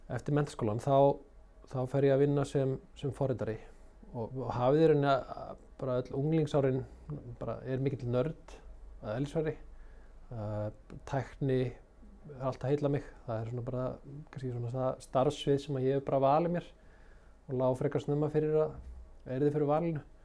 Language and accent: Icelandic; Garðabær, Capital Region, Iceland; also born or lived in Akranes; Ég er þarna uppalinn á Akarnasi og við flyttjum í, í Garðabæn þegar ég er nýjára gammal